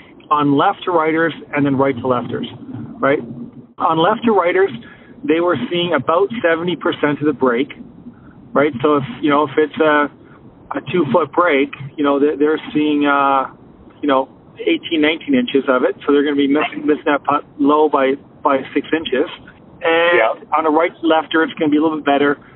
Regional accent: Canada; I'm Canadian

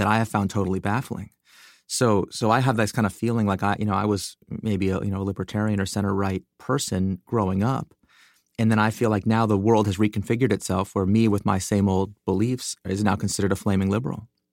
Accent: United States; I grew up in America. You know, I'm an American citizen.

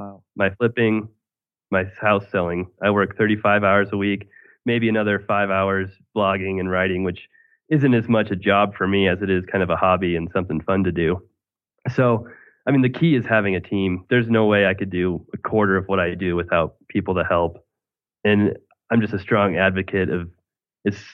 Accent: Greeley, Colorado, United States; my hometown in Greeley

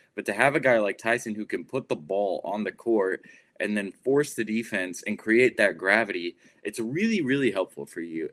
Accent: Plano, Texas, United States; I'm from Plano, Texas.

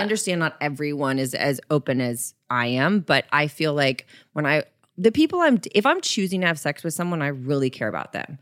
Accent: Florida, United States; I grew up in Florida

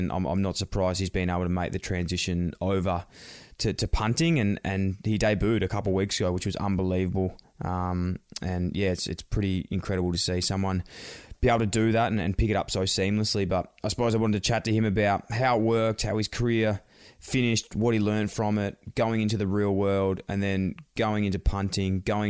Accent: Australia; And I never actually realised how many people I'm from Australia loved NFL.

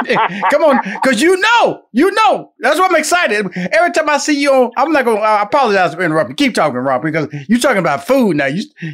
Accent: Houston, Texas, United States; You know, I'm born and raised in Houston, Texas, and my initial background before I became the person I am, right?

